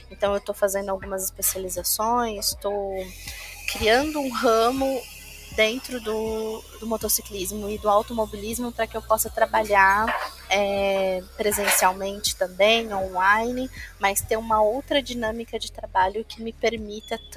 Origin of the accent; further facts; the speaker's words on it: Mirandópolis, São Paulo, Brazil; born there; Em Mirandópolis. Mirandópolis é na divisa, é, é uma hora da divisa do estado de São Paulo com Mato Grosso do Sul.